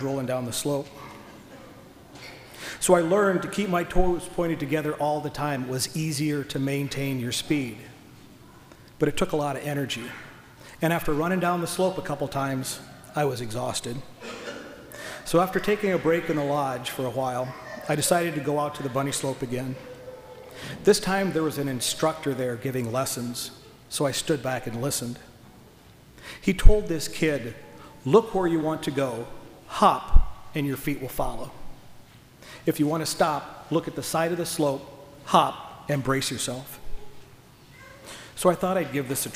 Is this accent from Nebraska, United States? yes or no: yes; Nebraska, United States; Growing up in Nebraska, we didn't have any hills